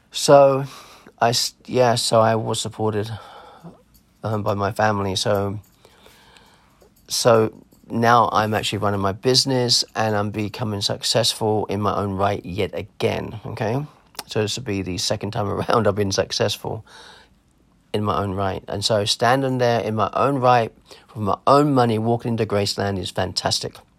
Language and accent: English; Clacton-on-Sea, East of England, United Kingdom; accent: English; also born or lived in Germany / America; I was born in Clacton on Sea War Hospital.